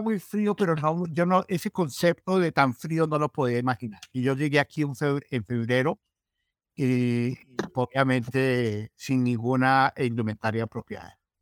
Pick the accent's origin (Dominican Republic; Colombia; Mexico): Colombia; moved away as an adult; now in Minnesota, United States; yo soy colombiano